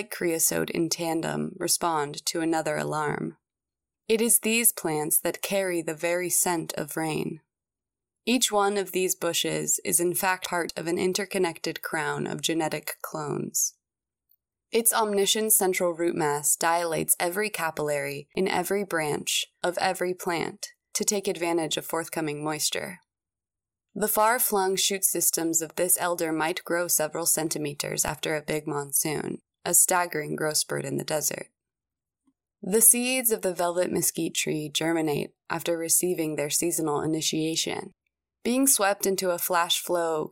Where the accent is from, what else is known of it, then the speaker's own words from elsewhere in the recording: Phoenix, Arizona, United States; I grew up in Phoenix, a massive city 2 hours to the north